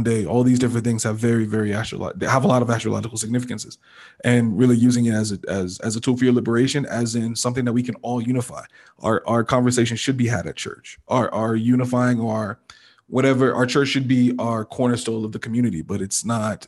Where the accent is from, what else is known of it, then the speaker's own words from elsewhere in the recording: Nigeria; as a Nigerian person